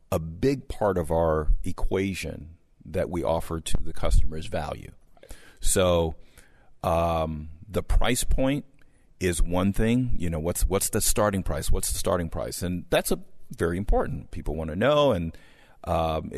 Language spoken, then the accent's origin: English; Southern California, United States; I grew up in Southern California